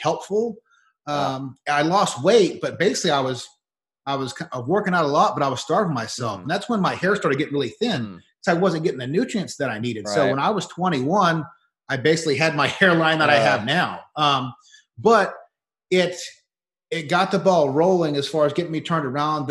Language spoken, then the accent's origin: English; Leesburg, Florida, United States; Leesburg's my hometown, Leesburg, Florida